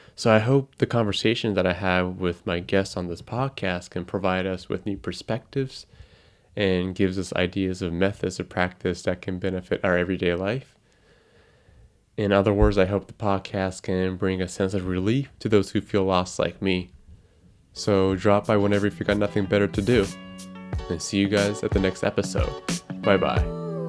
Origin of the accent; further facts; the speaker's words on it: Tokyo, Japan; first language Japanese; English is a second language; I am a twenty-five-year-old guy living in Tokyo, Japan, which is my hometown. My mother ta, my, my mother tongue is Japanese.